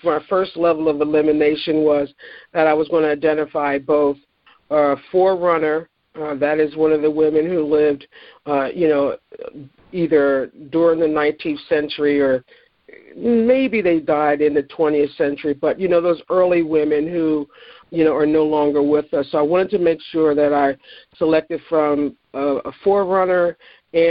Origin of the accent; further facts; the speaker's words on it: Philadelphia, Pennsylvania, United States; being a Philadelphian